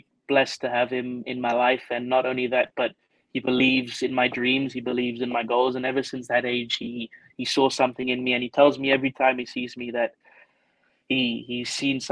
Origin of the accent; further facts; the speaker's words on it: England, United Kingdom; moved away as an adult; also born or lived in Stellenbosch, South Africa / Aberdeen, Scotland; now in South Africa; growing up in England as a junior and amateur, I was always the only non-white player there